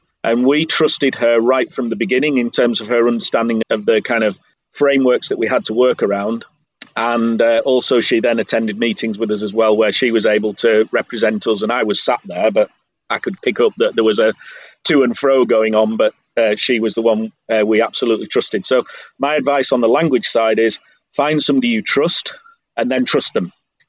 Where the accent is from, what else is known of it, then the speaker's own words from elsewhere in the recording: England, United Kingdom; now in Croatia; I'm sorry, I don't understand Croatian, I'm English.